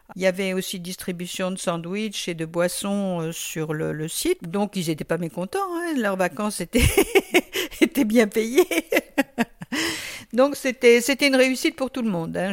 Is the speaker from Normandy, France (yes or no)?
no; Le Mans, Pays de la Loire, France; nous on est du Mans